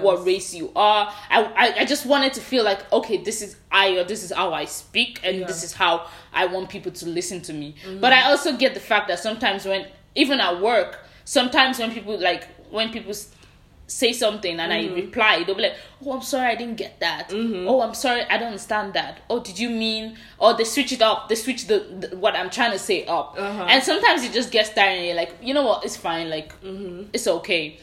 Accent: Nigeria; now in United States; I grew up in Nigeria.

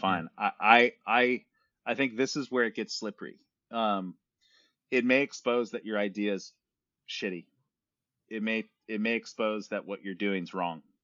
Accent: San Francisco, California, United States; I'm born and raised in Silicon Valley, San Francisco

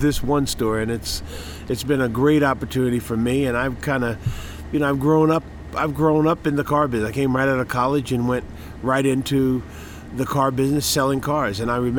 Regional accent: Montclair, New Jersey, United States; moved away as an adult; now in Atlanta, United States; I grew up in New Jersey.

